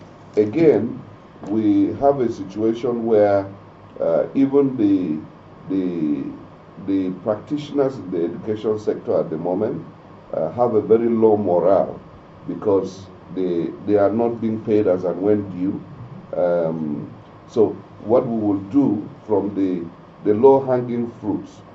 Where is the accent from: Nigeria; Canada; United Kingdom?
Nigeria; Mangu, Plateau; I come from the potato belt. I'm from Mangu, so I've been farming potatoes all my life.